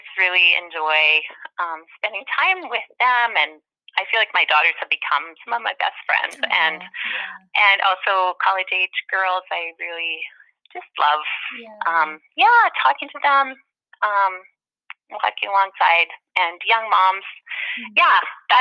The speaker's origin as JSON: {"language": "English", "region": "Manitoba", "country": "Canada", "tie": "born or raised there", "moved": "yes", "lives_now": "Saskatchewan, Canada", "said": "I grew up in Manitoba"}